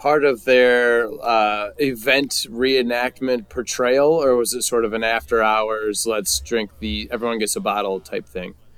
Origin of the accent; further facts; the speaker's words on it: United States; most of us Americans